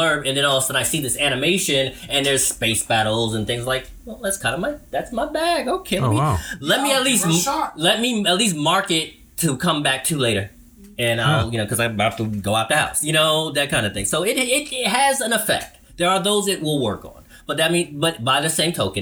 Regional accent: New York City, New York, United States; I'm from Brooklyn. I grew up with the Italian community

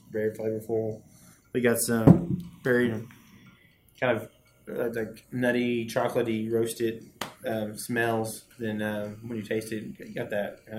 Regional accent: Colorado, United States; I'm from

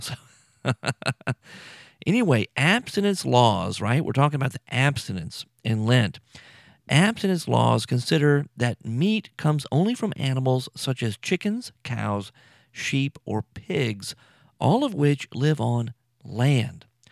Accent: Louisiana, United States; moved away; I'm from Louisiana

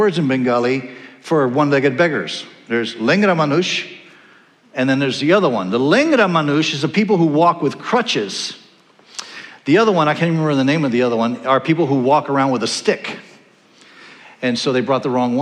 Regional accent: Panama; also born or lived in California; now in Iowa City, United States; I grew up in Panama, the country of Panama, and my neighborhood was called Nueva California, New California.

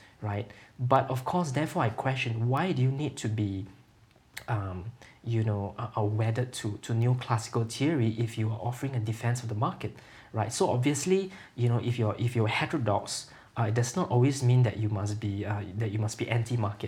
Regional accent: Singapore; I come from Singapore

